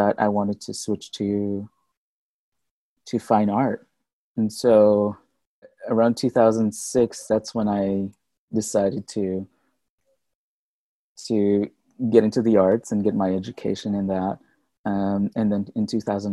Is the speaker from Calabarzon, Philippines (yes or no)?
no; Manila, Metro Manila, Philippines; moved away as an adult; now in Houston, United States; when I had left Manila, I was already in college